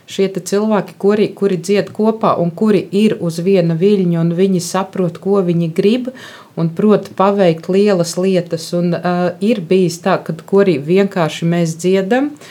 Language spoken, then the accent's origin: Latvian; Viļaka, Balvi Municipality, Latvia; Es nāku no Viļakas, un Viļakā arī ir ļoti brīnišķīga baznīca, kura šobrīd tiek daudzināta kā Ziemeļlatgales pērle.